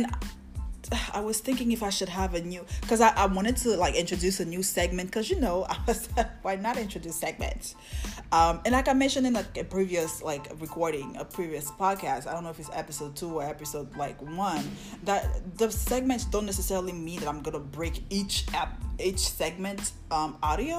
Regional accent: Côte d’Ivoire; I'm West African. I'm from the Ivory Coast.

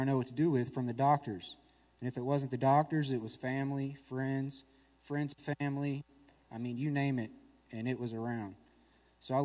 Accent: Nashville, Tennessee, United States; I'm from Nashville, Tennessee

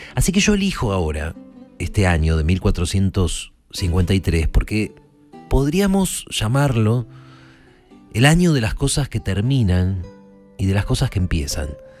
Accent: Argentina; yo me siento argentino

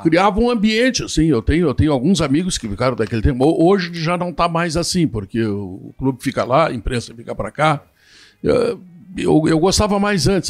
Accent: Porto Alegre, Rio Grande do Sul, Brazil; eu nasci na Glória, fui uma criança bastante humilde

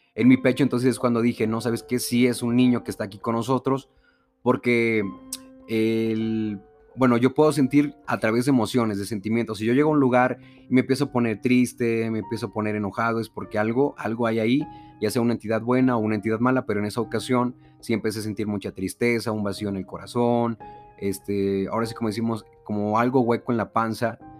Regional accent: Veracruz, Mexico; vengo del estado de Veracruz

